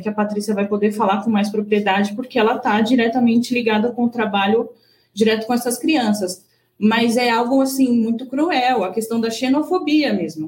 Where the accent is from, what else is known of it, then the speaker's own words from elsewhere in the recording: Brazil; now in Japan; nós, como bons brasileiros